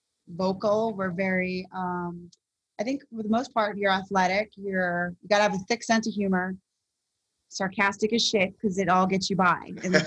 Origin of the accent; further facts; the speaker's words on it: Florida, United States; also born or lived in Worcester, Massachusetts; Originally, I'm from Worcester, Massachusetts, which is west of Boston, Massachusetts. But I grew up in South Florida, more Broward.